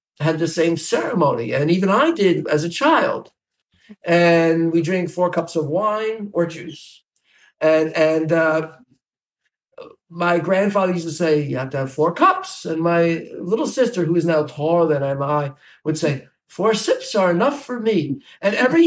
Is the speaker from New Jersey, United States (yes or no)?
yes; New Jersey, United States; moved away as an adult; also born or lived in Bronx, New York / Midwest; now in Indiana, United States; I grew up in New Jersey